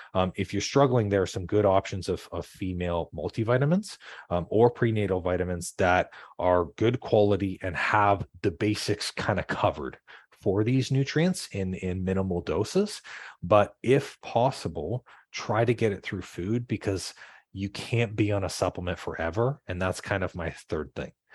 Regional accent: Canada; I'm from Canada

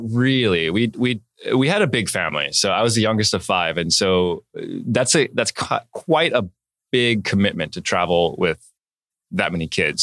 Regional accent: Palm Springs, California, United States; moved away; also born or lived in Oregon / Hancock Park, Los Angeles; I was born in Oregon, and then I, I grew up, uh, as a baby, I grew up in a little town called Palm Springs

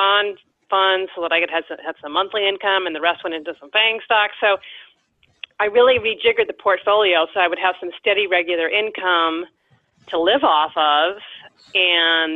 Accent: Cape Cod, Massachusetts, United States; born or raised there

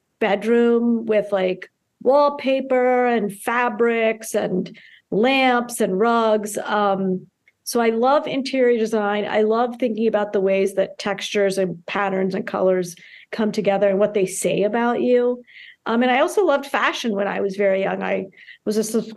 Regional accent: Towson, Maryland, United States; also born or lived in Karachi, Pakistan / Baltimore; then eventually moved out to Towson, where I grew up in Campus Hills behind Goucher College.

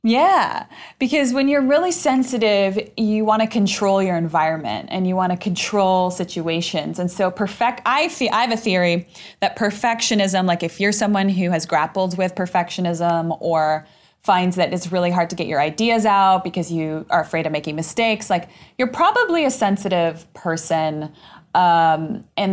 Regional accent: Argentina; moved away; I'm Latinx. I'm originally from Argentina

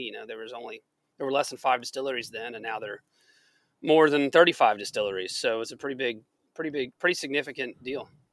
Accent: Chattanooga, Tennessee, United States; I was born and raised in Chattanooga

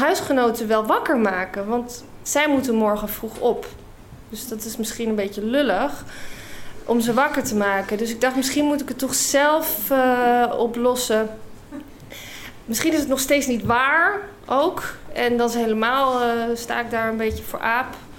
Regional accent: United Kingdom; also born or lived in Scotland / Utrecht, Netherlands; now in Netherlands; ik ben Brits

